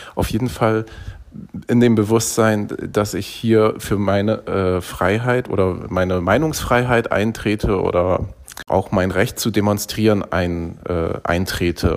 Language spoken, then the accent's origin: German; Bremen, Germany; in Bremen, wo ich aufgewachsen bin